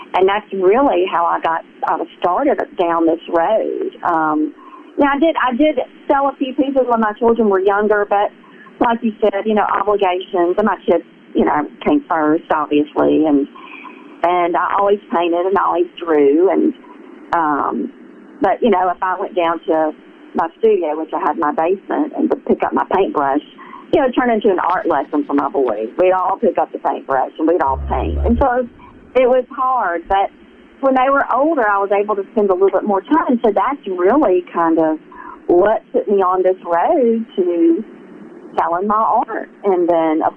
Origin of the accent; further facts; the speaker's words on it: Mississippi, United States; accent: Southern; moved away as an adult; I'm from Mississippi. Well, how long have you just moved here? I'm like, no, I've lived here for 20 years. No, I never lost my accent